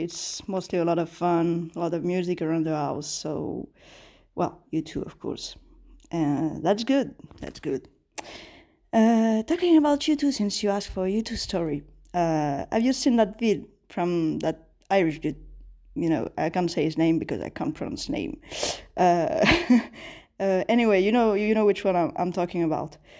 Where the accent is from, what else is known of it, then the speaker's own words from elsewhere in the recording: Sri Lanka; I'm from Sri Lanka